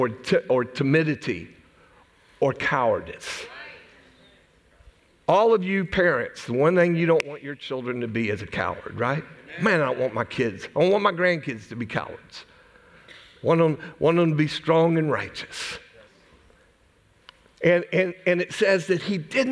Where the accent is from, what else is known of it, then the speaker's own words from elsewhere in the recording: United States; I'm an American.